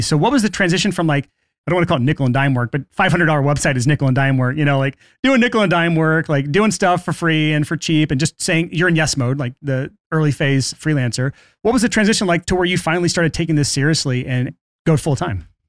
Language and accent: English; Alabama, United States; I grew up in Alabama